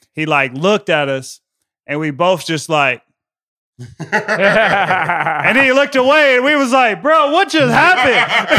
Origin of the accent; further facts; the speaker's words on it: Long Beach, California, United States; growing up in Long Beach, California, but he was in Cerritos, and playing at, you know, Hartwell Golf Course, where I grew up playing golf and learning how to play golf.